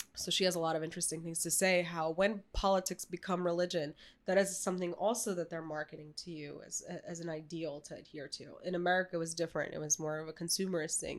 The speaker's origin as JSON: {"language": "English", "town": "New York City", "region": "New York", "country": "United States", "tie": "born or raised there", "said": "I grew up in New York City"}